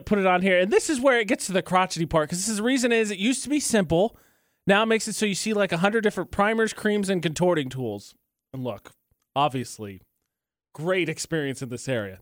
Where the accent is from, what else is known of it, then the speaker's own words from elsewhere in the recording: United States; I'm from America